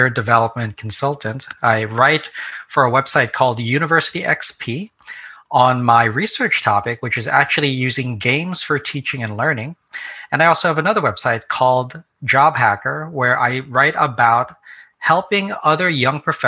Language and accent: English; New Jersey, United States; So I came back to the New York City area where I grew up because I'm from New Jersey originally.